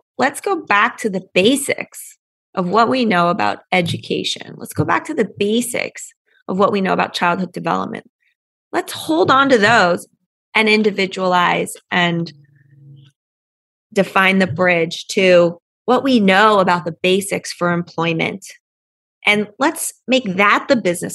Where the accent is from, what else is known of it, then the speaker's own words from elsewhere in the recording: Pennsylvania, United States; I grew up in Pennsylvania